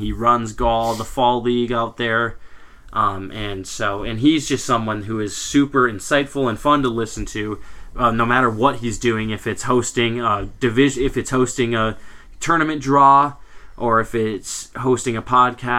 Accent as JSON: {"language": "English", "region": "Minnesota", "country": "United States", "said": "out in Minnesota here where we're from."}